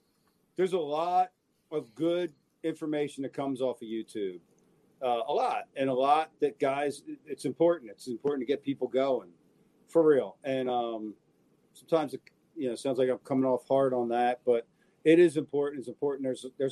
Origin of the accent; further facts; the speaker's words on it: New Jersey, United States; I'm from Jersey.